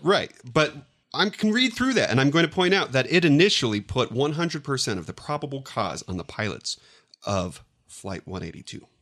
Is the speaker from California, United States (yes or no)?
yes; San Diego, California, United States; I grew up in San Diego, actually in the neighborhood of neighborhoods where these crashes happened